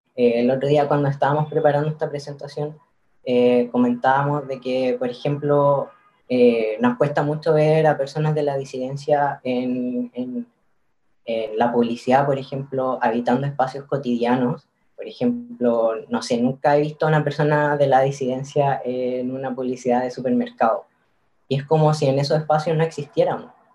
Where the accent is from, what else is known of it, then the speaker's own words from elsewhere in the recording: Curicó, Maule, Chile; moved away as an adult; now in Santiago, Chile; yo soy de Curicó, en Curicó el, tema sobre las disidencias casi no, se tocaba. Eh, en el colegio no